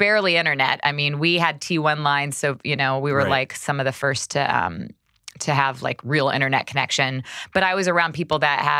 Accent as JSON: {"language": "English", "town": "Vinita", "region": "Oklahoma", "country": "United States", "tie": "born there", "said": "So I was born in Vinita, Oklahoma. Mm-hmm. So very small town in Oklahoma."}